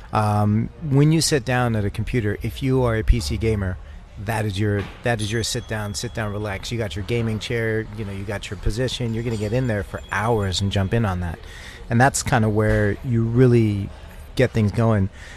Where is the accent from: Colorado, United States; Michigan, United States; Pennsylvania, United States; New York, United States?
Colorado, United States; I hail from Colorado.